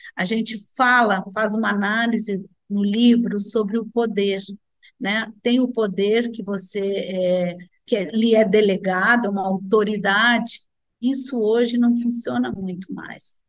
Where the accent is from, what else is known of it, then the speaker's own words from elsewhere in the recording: Rio Grande do Sul, Brazil; sou gaúcha